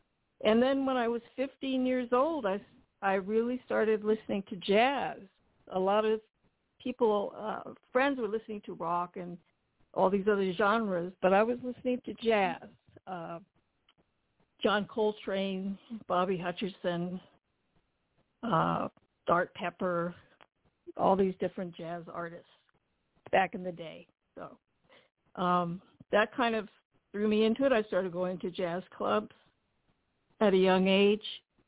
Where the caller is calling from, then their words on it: Pasadena, California, United States; I'm calling from Pasadena, California.